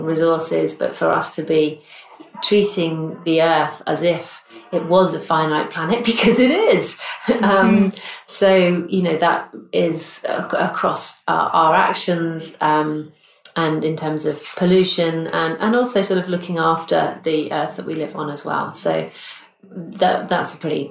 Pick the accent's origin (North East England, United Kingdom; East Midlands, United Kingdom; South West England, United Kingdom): South West England, United Kingdom; Bristol; here in my hometown of Bristol